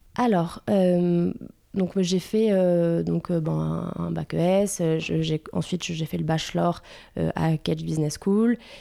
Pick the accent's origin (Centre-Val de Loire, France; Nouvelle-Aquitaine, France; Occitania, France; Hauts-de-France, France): Nouvelle-Aquitaine, France; Bordeaux; je suis une vraie bordelaise. Je viens euh, de, Bordeaux